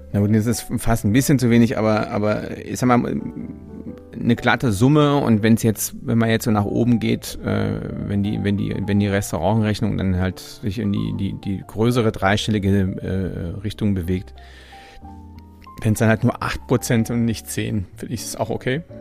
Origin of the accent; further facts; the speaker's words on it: Germany; ich als Deutscher